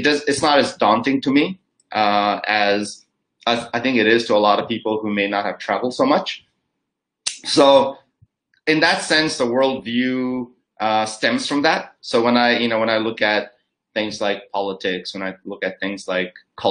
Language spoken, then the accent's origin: English; Los Angeles, California, United States; moved away as an adult; also born or lived in Nagaland, India; now in Singapore; I grew up in California. And so Los Angeles is where I grew up